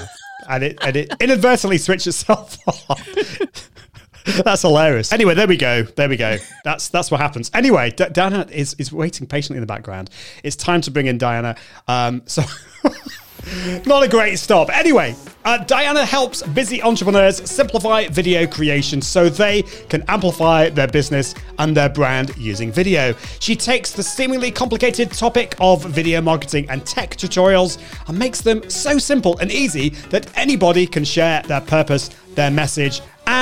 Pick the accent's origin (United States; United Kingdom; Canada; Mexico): United Kingdom; being a Brit